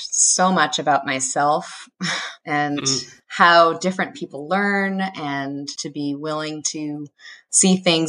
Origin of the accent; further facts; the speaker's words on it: Massachusetts, United States; also born or lived in Boston; I'd actually never lived in Boston, although I grew up in Massachusetts.